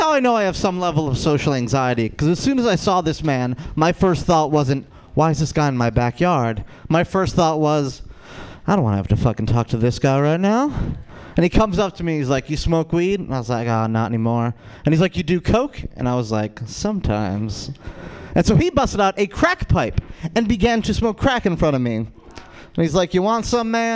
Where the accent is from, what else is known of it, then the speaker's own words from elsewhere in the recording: Rochester, New York, United States; I'm from Rochester, New York